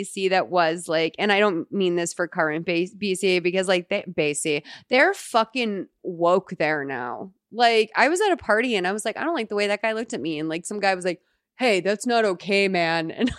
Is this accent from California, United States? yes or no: no; Tenafly, New Jersey, United States; I'm from Tenafly, New Jersey.